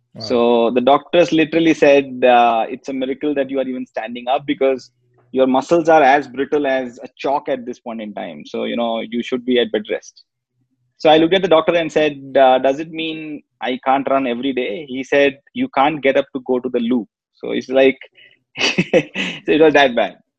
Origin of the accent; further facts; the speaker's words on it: Kolkata, West Bengal, India; born and brought up in Calcutta